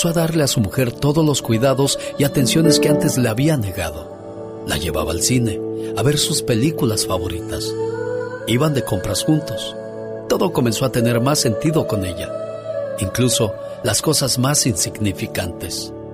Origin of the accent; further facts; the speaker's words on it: Puerto Peñasco, Sonora, Mexico; moved away; de Puerto Peñasco, Sonora, porque un día salí de Sonora, pero Sonora nunca salió de mí